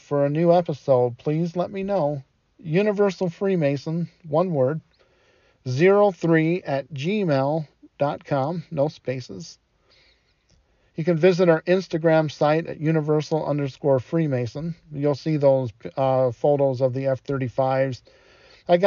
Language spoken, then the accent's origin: English; Detroit, Michigan, United States; I didn't have air conditioning when I was growing up in Detroit